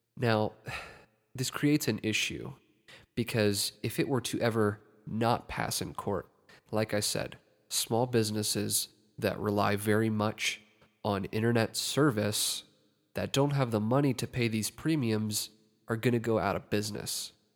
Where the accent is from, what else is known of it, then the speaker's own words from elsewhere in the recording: Ohio, United States; my home state of Ohio